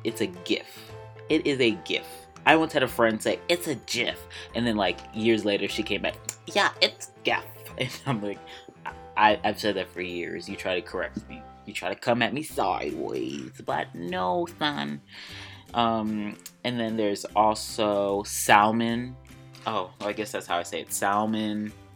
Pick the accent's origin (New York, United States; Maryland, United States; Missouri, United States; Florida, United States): Maryland, United States; accent: Maryland; I love my Maryland accent. I am from twenty minutes outside of D C.